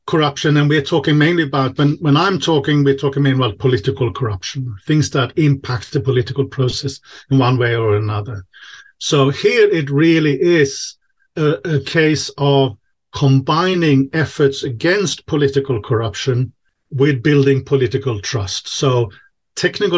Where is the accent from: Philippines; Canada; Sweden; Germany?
Sweden; now in Czech Republic; I'm originally from Sweden